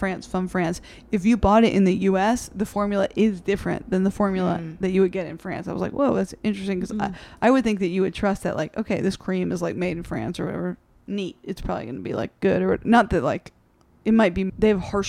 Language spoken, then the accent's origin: English; South Carolina, United States; moved away; I mostly grew up in South Carolina.